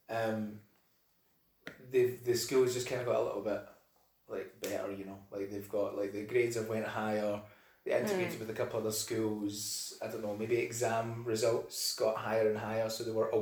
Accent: Cumbernauld, Scotland, United Kingdom; growing up in Cumbernauld, I wouldn't really say it was so like it wasn't the most like liberal

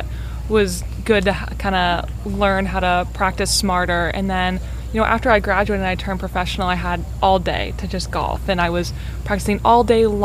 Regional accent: Illinois, United States; moved away as an adult; now in Tampa, United States; I grew up in Illinois

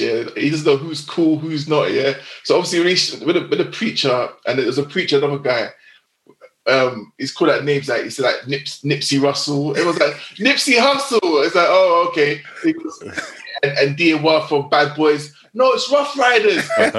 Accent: Jersey; they're the only ones shouting me out because we're best from Jersey, innit?

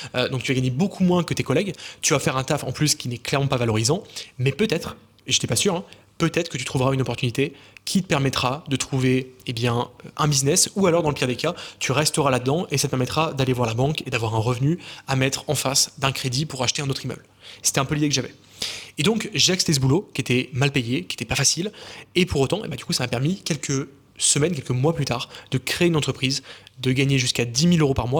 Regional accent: small village near Lyon, Auvergne-Rhône-Alpes, France; also born or lived in Montreal, Canada; dans mon entourage en France, dans mon petit village de quelques centaines d'habitants autour de Lyon

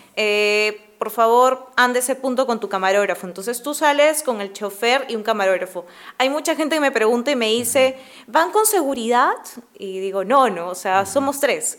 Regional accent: Lima, Peru; mi familia es de clase media, entonces... es de Lima, sí, es de Lima. Eh, yo nací en Jesús María

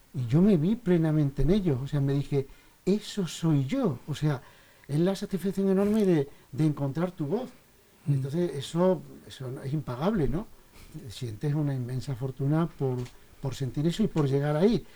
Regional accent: South, Spain; moved away; provengo del sur, por posiblemente toda esa, esta luz tan maravillosa de mi pueblo, pues correteando por ahí con mis amigos, se me colaría dentro en mi infancia

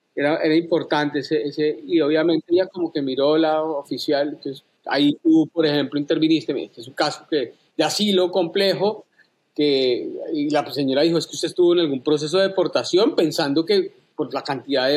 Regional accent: Colombia; moved away as an adult; now in United States; yo renuncié a la ciudadanía colombiana inmediatamente, me hice ciudadano americano

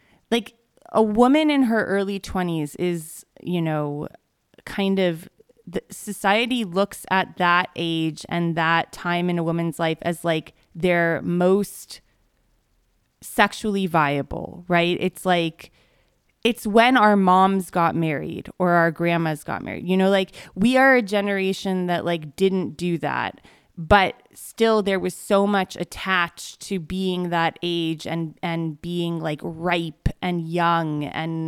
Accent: Los Angeles, California, United States; I grew up

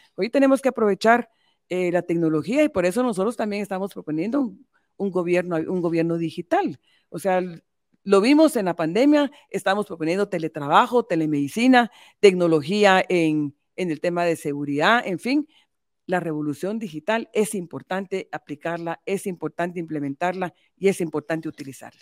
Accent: Guatemala; como mujer guatemalteca, como madre

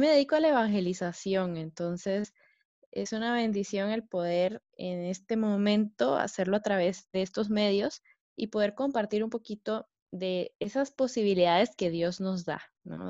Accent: Guatemala; soy pues de Guatemala

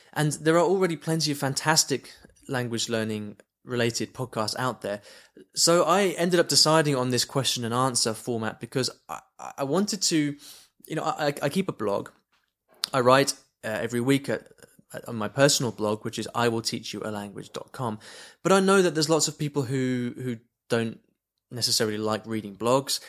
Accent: United Kingdom; moved away; I'm from the U K originally, you can probably tell from my, from my accent

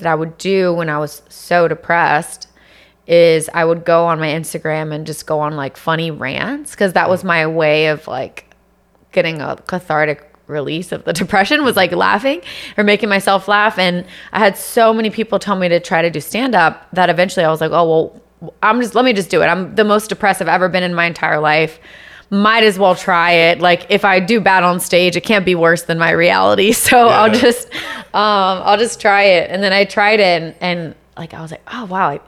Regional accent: Virginia, United States; moved away as an adult; also born or lived in Los Angeles; now in Miami, United States; I'm from Virginia

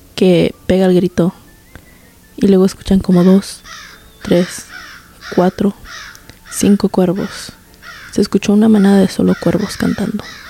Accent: Guanajuato, Mexico; yo soy de Guanajuato, México

